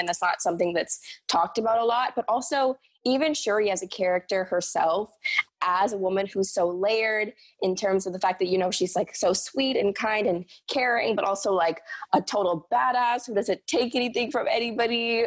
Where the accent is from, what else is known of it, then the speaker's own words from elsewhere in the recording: Bahamas; moved away as an adult; now in New York, United States; I'm originally from the Bahamas